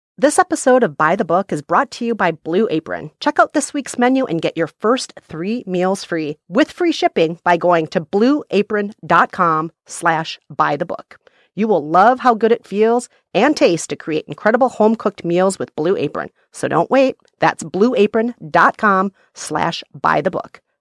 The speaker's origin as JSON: {"language": "English", "region": "Minnesota", "country": "United States", "tie": "born or raised there", "said": "I grew up in Minnesota where people have no time for belly aching"}